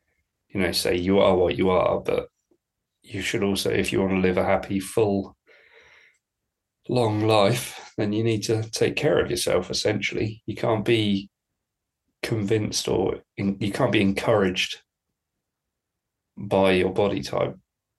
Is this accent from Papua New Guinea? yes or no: no; United Kingdom; I'm British